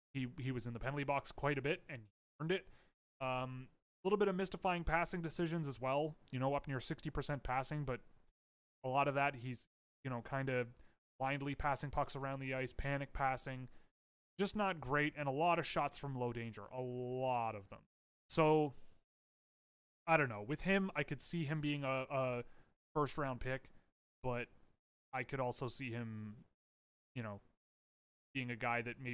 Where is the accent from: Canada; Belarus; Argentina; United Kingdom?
Canada; I am Canadian.